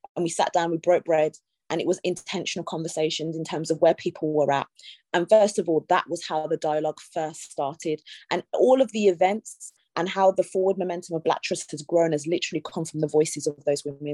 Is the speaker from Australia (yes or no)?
no; Birmingham, West Midlands, United Kingdom; now in London, United Kingdom; I'm from Birmingham, you know, I have lived here a long time, but I'm from Birmingham through and through